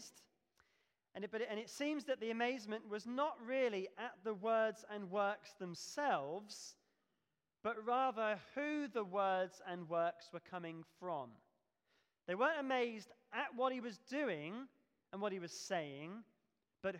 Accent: Devon, South West England, United Kingdom; moved away as an adult; now in Pelsall, United Kingdom; we come from Devon, and we lived in a village

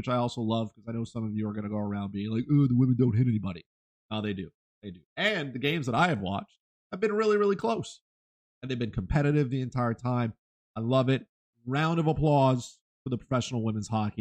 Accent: Canada; As a Canadian

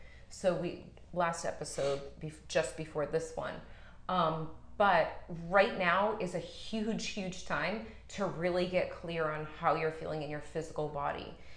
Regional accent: Massachusetts, United States; moved away; my hometown in Massachusetts

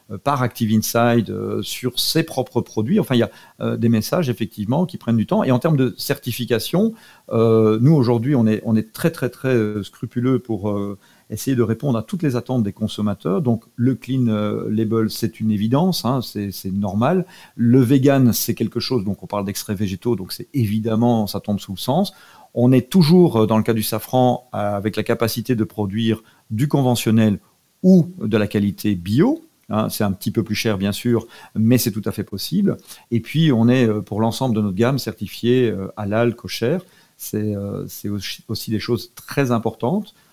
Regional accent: France; on est français d'abord quand même.

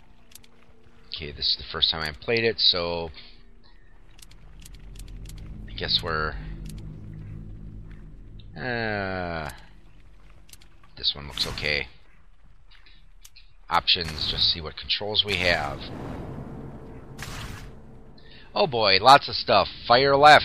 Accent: Wisconsin, United States; I'm from Wisconsin, so hey, you know, cow country.

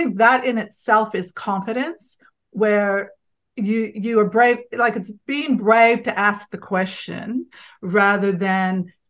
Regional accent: Connecticut, United States; I'm just from Connecticut.

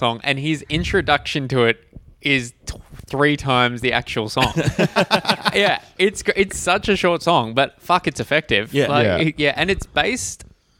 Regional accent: Geelong, Victoria, Australia; Growing up in Geelong, which got the same TV as Melbourne, in Victoria

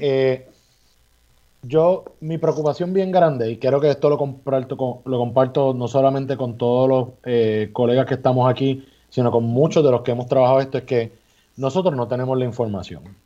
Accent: Puerto Rico; somos los puertorriqueños y puertorriqueñas que estamos en las posiciones de gobierno

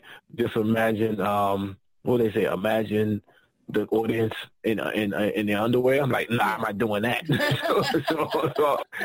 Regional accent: New York, United States; I talk fast. I'm from New York

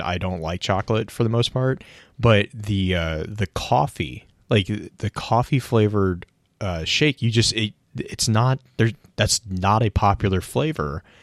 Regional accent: Texas, United States; growing up in Texas

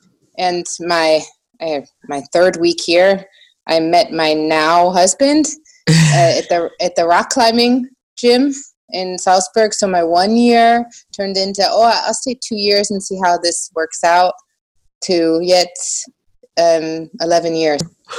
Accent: United States; now in Germany; Yeah, I actually sort of start in the beginning because obviously I'm American.

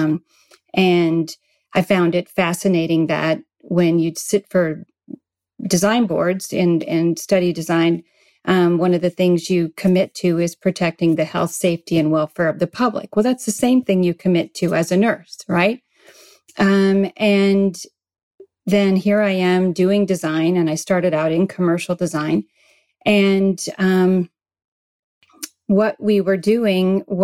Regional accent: Midwest, United States; moved away as an adult; also born or lived in Arizona; now in San Diego, United States; I was raised in the Midwest on a farm

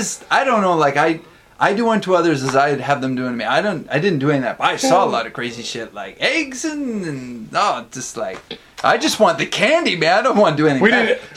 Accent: Canada; now in Tokyo, Japan; when I came to Japan, there's a lot more ghosts in Japan, in Tokyo, rather, than my hometown. My hometown, there were a few, and in Tokyo, there are a lot.

